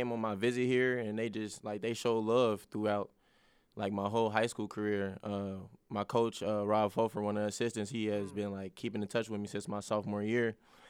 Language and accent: English; Cincinnati, Ohio, United States; and I'm from Cincinnati, so I've been seeing him play